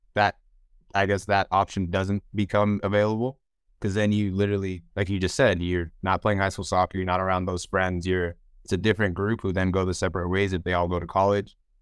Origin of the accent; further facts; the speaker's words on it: Houston, Texas, United States; also born or lived in Nigeria; I'm back in my hometown playing for the team I grew up playing